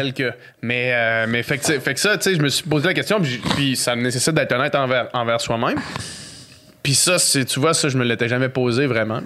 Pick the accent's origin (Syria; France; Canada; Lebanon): Canada; Quebec City, Quebec; Québec, euh, où est-ce que j'ai grandi